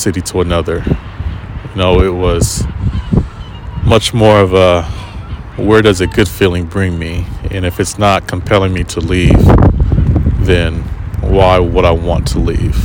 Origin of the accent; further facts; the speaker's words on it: United States; moved away; I'm American.